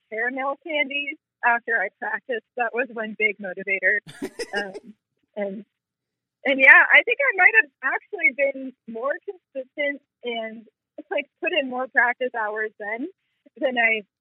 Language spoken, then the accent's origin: English; Vermont, United States; now in Memphis, United States; I'm from Vermont.